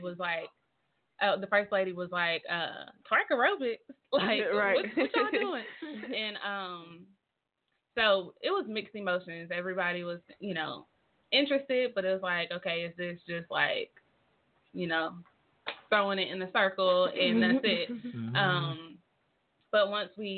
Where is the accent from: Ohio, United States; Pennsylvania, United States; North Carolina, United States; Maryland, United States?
North Carolina, United States; moved away as an adult; now in Tulsa, United States; I'm not from Tulsa. I'm from North Carolina. So coming here, I was a new face.